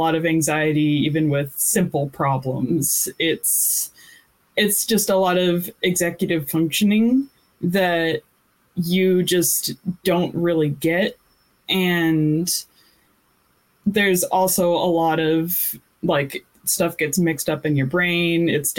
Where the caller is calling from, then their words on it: Irvine, California, United States; I'm calling in from Irvine, California.